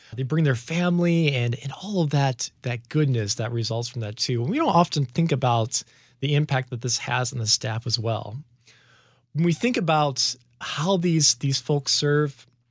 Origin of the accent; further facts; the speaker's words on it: Chicago suburbs, Illinois, United States; also born or lived in Grand Rapids, Michigan; I was born in Grand Rapids, Michigan, so we lived there for about six years until my dad took a call to the Chicago area where we've been ever since. And so growing up in the Chicago suburbs, that's where most of my memories are from.